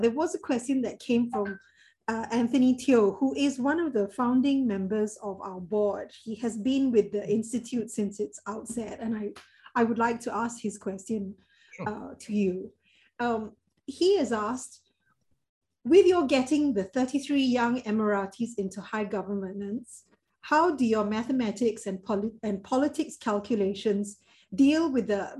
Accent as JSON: {"language": "English", "country": "Singapore"}